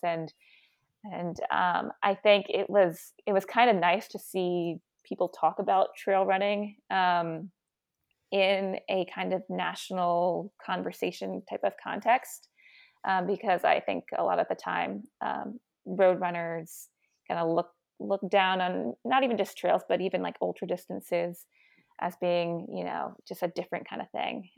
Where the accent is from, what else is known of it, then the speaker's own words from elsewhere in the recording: Virginia, United States; moved away; I grew up in Virginia